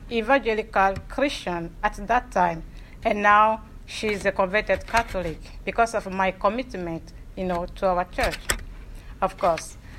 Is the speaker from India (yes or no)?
no; Lomé, Maritime, Togo; moved away as an adult; also born or lived in Dubuque, Iowa, United States; now in United States; I was born and raised in Lomé, the capital city of Togo in West Africa